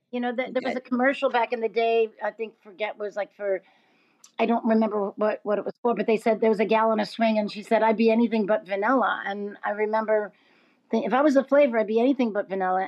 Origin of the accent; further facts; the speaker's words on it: New York City, New York, United States; now in Los Angeles, United States; a New Yorker, uh, Brooklyn New Yorker